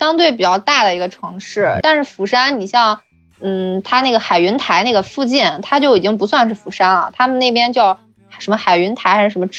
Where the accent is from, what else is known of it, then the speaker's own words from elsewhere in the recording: China; now in South Korea; 但是作为中国人来说，我就是觉得水果就要吃新鲜的。